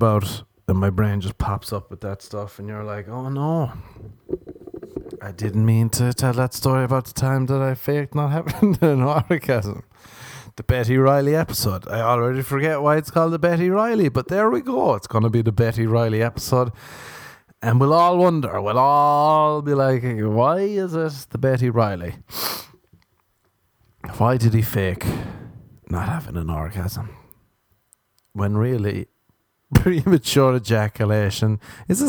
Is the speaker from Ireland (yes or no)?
yes; Ireland; I'm Irish